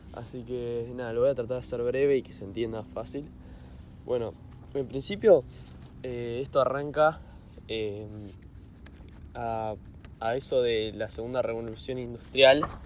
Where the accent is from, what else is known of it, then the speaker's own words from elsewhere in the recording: Argentina; yo soy de Argentina